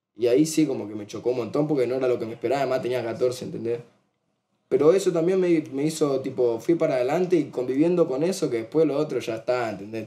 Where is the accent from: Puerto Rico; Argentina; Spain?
Argentina; Somos argentinos